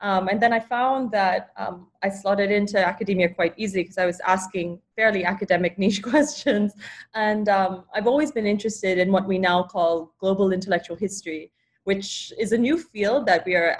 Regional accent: Philippines; moved away; as a Filipina

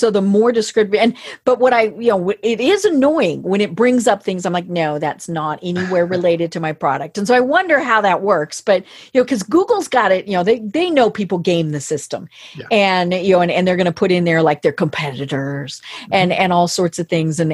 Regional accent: Colorado, United States; I'm from Colorado

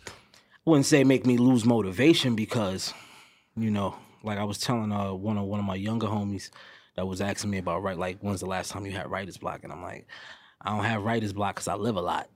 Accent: New York, United States; I'm also from New York

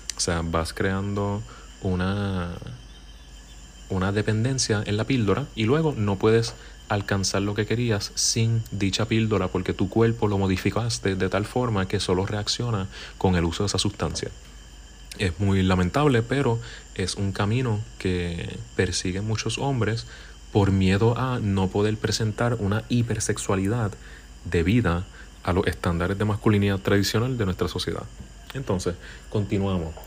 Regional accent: Puerto Rico; aquí en Puerto Rico, de donde soy

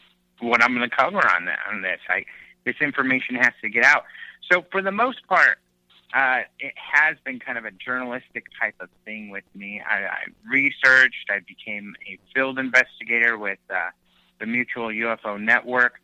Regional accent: Southwest, United States; I'm from the Southwest

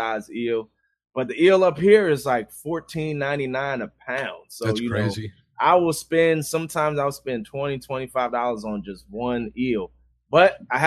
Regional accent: Maryland, United States; I live in Maryland. Born and raised, grew up in Maryland, 30 minutes outside of D.C.

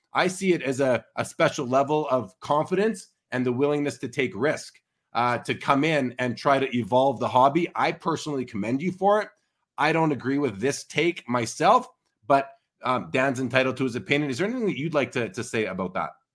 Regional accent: Winnipeg, Manitoba, Canada; now in Calgary, Canada; I'm originally from Winnipeg

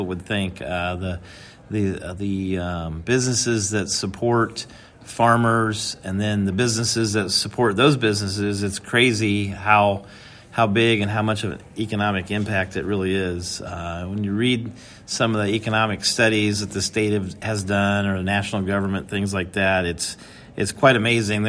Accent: Fairfield, Iowa, United States; I'm born and raised right here. I always say I was born in the Golden Triangle between Fairfield, Mount Pleasant, and Washington

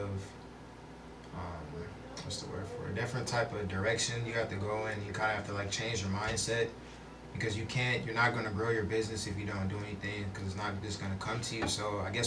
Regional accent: Milwaukee, Wisconsin, United States; I'm actually from Milwaukee, Wisconsin, so yeah, mm-hmm. Milwaukee area

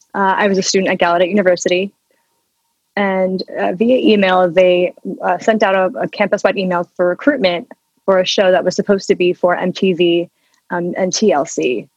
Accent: Washington, United States; So I grew up in Washington State, close to Seattle, and I've lived here essentially my whole entire life and consider myself a native Washingtonian.

